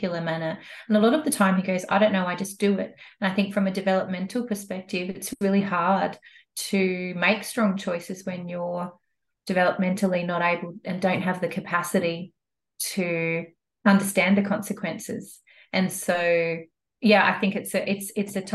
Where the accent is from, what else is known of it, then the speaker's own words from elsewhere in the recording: Adelaide, South Australia, Australia; moved away as an adult; now in Cairns, Australia; I'm from Adelaide. So I grew up in Adelaide, and we've got a family farm in the Adelaide Hills.